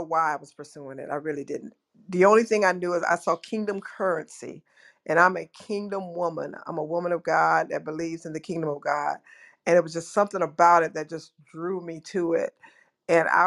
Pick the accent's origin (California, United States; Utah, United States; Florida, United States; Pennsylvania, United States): Florida, United States; Jacksonville; I am from Jacksonville, Florida.